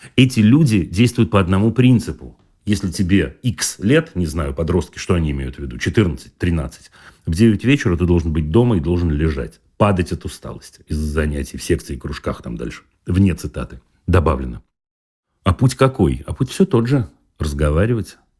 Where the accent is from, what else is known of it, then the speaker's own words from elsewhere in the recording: Saint Petersburg, Russia; Я вырос в Ленинграде тогда, этот город так назывался